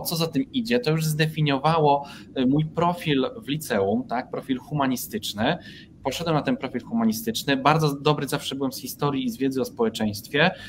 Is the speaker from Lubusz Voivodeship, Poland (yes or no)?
yes; Nowa Sól, Lubusz Voivodeship, Poland; moved away as an adult; ja pochodzę z małego miasta, Nowa Sól e, w województwie lubuskim